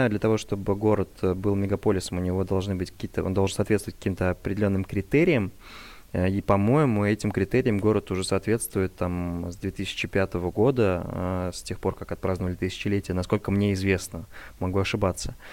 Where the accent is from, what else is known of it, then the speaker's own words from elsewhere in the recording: Kazan, Tatarstan, Russia; now in Moscow, Russia; когда мы только переехали из Казани в Москву, мы с женой дико скучали, мы вот невероятно скучали по нашему казанскому колоритному фастфуду.